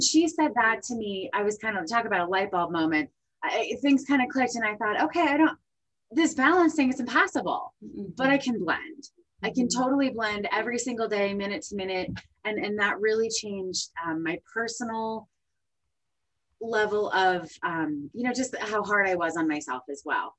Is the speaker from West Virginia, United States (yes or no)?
no; New Jersey, United States; moved away; I'm from New Jersey originally